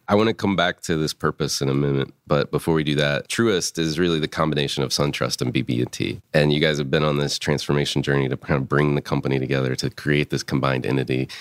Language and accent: English; Concord, North Carolina, United States; I grew up twenty miles from here